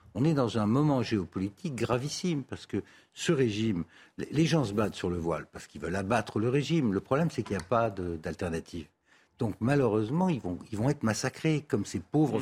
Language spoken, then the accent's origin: French; Tunisia; now in Paris, France; je suis né en Tunisie, euh, suis français